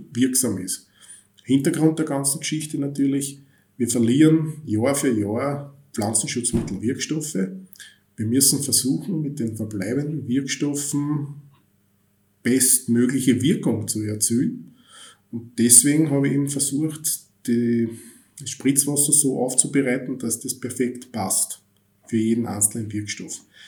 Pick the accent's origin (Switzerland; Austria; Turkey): Austria; bei uns in Österreich